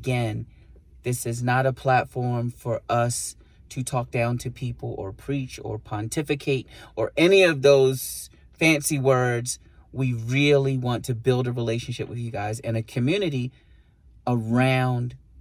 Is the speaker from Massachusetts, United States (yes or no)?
no; New York City, New York, United States; also born or lived in Puerto Rico; as a New Yorker, you know, it's like, you know, I grew up, you know, saying B